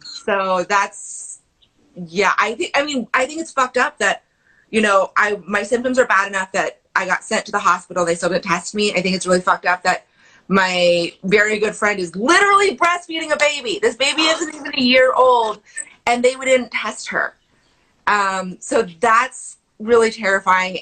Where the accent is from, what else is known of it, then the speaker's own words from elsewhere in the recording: Pacific Northwest, United States; I grew up camping in the Pacific Northwest